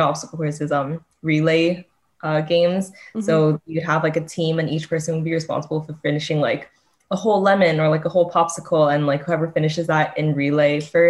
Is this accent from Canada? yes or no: yes; Canada; I'm not from Korea, but my parents are from Korea. I was born in Canada.